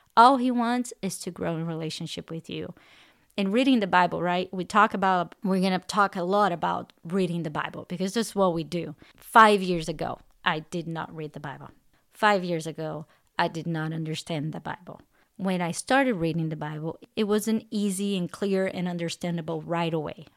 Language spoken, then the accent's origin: English; Brazil; English is a second language; moved away as an adult; also born or lived in California; now in Texas, United States; I'm originally from Brazil. I, I moved to the United States in two thousand ten